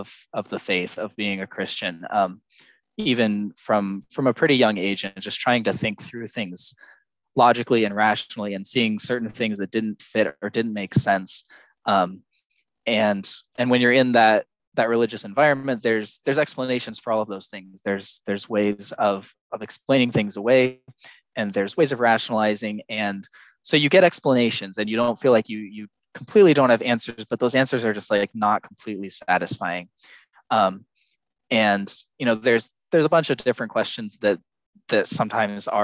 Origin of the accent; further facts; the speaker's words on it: United States; also born or lived in Texas; I currently live in Texas. I'm American